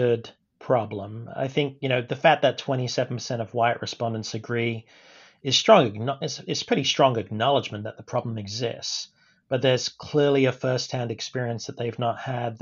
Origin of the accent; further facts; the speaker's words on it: United Kingdom; moved away as an adult; also born or lived in Stanford, United States; now in United States; I'm of Indian descent, grew up in the UK